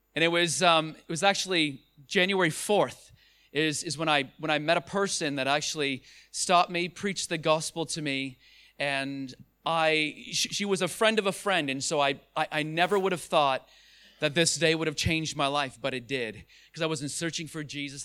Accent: Ontario, Canada; I am from Ontario, Canada. That's where I was born

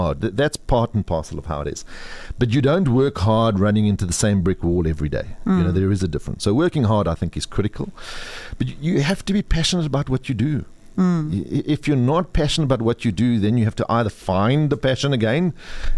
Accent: South Africa; But I am proudly South African

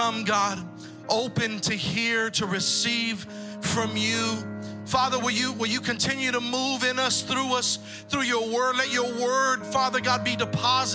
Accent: Texas, United States; also born or lived in San Pedro, California; I'm from Texas

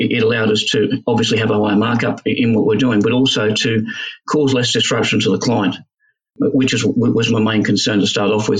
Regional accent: Australia; as Australian blokes

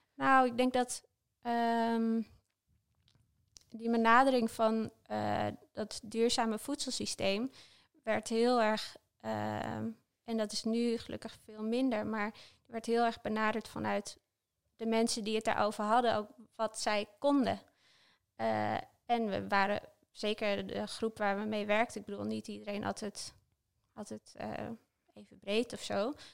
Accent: Hoogezand, Groningen, Netherlands; moved away; also born or lived in Delft; ik ben opgegroeid in Hoge Dus er is ook best wel een contrast ergens tussen eh, het nuchtere Groningse leven

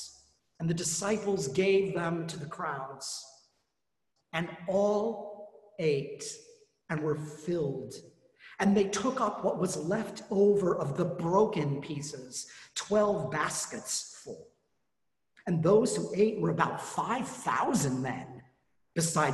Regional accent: Colorado, United States; moved away; I grew up in Colorado

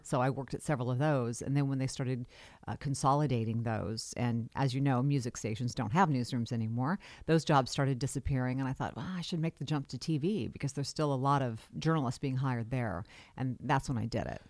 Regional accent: Carmichael, California, United States; also born or lived in Denver / Folsom; I grew up in Carmichael

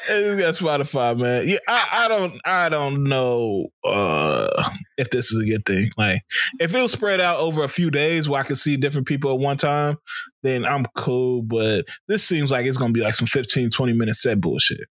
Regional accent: Chicago, Illinois, United States

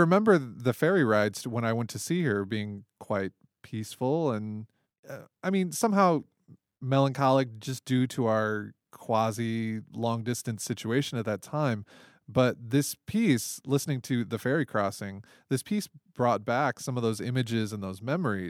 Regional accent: Toledo, Ohio, United States; We're both originally from Toledo

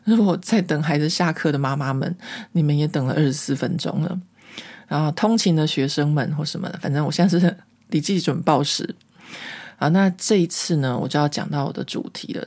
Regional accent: Taiwan; moved away as an adult; now in France; 我不再觉得我是中国人，我觉得我是台湾人

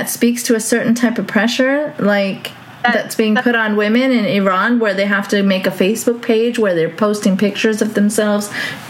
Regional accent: Saudi Arabia; growing up in Saudi, we lived in a compound. It was a Western compound.

